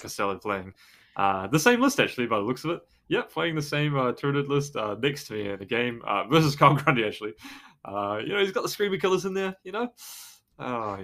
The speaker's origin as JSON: {"language": "English", "country": "New Zealand", "said": "I'm from New Zealand"}